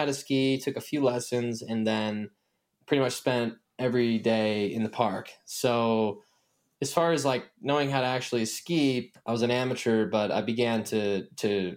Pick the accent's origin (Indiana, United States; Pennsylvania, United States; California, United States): Indiana, United States; I'm originally from the Midwestern state of Indiana in America